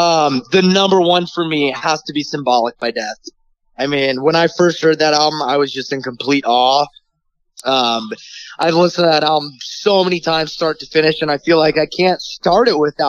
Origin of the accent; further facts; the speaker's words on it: Bay Area, California, United States; I'm from the Bay Area. Bay Area rap is big here.